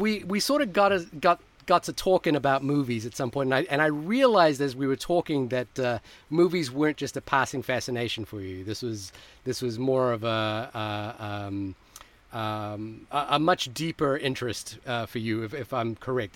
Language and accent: English; Fiji; moved away; I grew up in Fiji